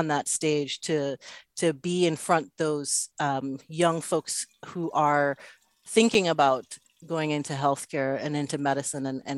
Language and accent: English; Antigua & Barbuda; moved away; also born or lived in Dominica; growing up, that time that I spent in Antigua and in Dominica